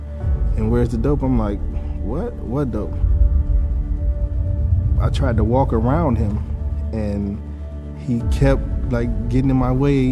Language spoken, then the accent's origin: English; Benton Harbor, Michigan, United States; I was born and raised in Bear Harbor, Michigan